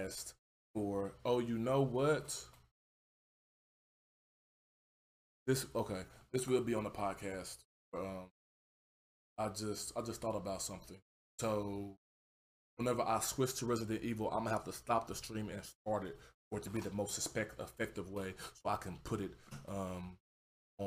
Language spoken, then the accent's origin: English; Houston, Texas, United States; I come from Houston, Texas. I come from third world, not a third world country. I come from third ward